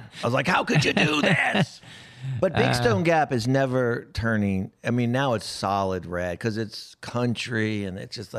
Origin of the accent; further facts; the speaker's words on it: Japan; Especially growing up in Japan, our friends were everybody, everything.